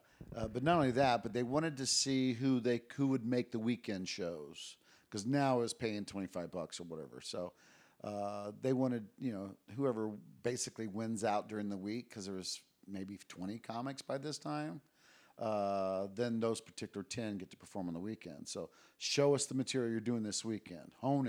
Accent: Japan; also born or lived in Guam; Yeah, I mean, I was raised in Japan, Guam.

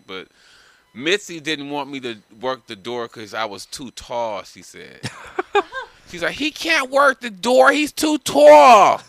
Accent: Los Angeles, California, United States; also born or lived in San Diego; I grew up in L.A.

